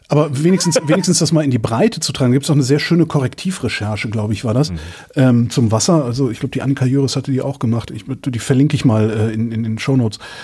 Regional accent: Germany; bin Deutscher

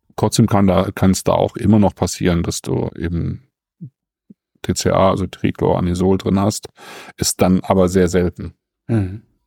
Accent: Germany; bei uns in Deutschland

